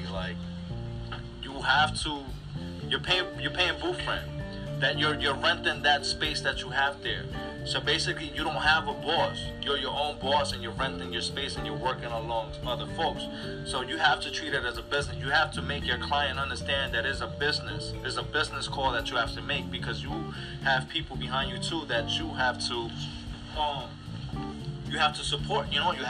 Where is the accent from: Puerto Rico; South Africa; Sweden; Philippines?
Puerto Rico; moved away as an adult; now in United States; When I came from Puerto Rico, I was working at a shop in the Bronx.